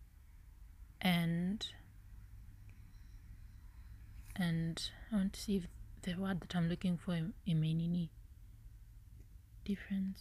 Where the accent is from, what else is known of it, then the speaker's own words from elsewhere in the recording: Kenya; English is a second language; I'm a Kenyan lady